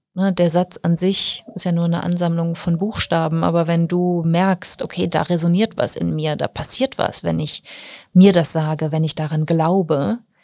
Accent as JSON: {"language": "German", "country": "Germany", "said": "bei uns in Deutschland"}